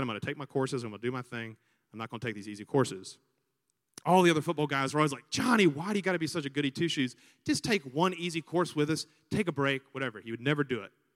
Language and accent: English; Montgomery, Alabama, United States; also born or lived in San Diego, California / Virginia Beach, Virginia; we moved to Montgomery, Alabama when I was six years old because that's where he had grown up and I, and I was there ever since